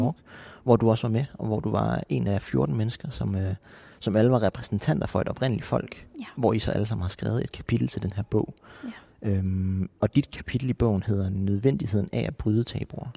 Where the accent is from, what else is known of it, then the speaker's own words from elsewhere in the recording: Nuuk, Greenland; jeg er født og opvokset i hovedstaden Nuuk